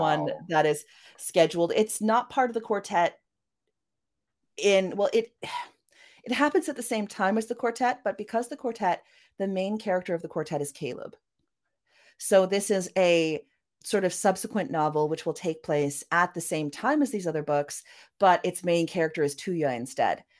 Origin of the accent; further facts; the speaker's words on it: Vancouver, British Columbia, Canada; accent: Vancouver; also born or lived in Norway; I was raised, you know, going between uh, Norway and Canada, although I spent most of my time in Canada. Um, as you can hear from my accent, I yeah, Def- know, definitely that Vancouver that Vancouver accent of mine